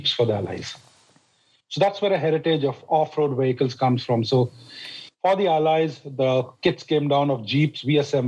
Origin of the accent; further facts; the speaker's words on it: India; I grew up in India. I grew up on a tea plantation.